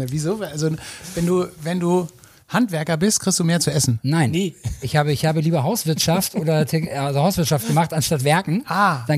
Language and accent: German; Göttingen, Lower Saxony, Germany; born there; Ich {S0} bin gebürtiger Südniedersachse also Raum Göttingen unten, da komme ich her gebürtig.